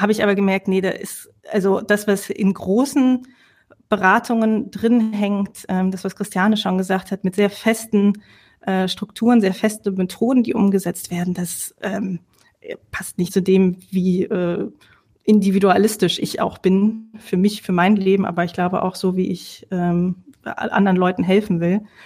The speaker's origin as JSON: {"language": "German", "region": "Lower Saxony", "country": "Germany", "tie": "born or raised there", "also_born_or_lived": "Netherlands", "moved": "yes", "lives_now": "Rhineland, Germany", "said": "eigentlich gebürtige Niedersächsin"}